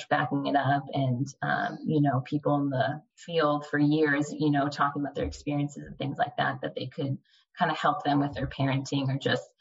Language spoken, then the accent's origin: English; California, United States; now in San Antonio, United States; I was born and raised in California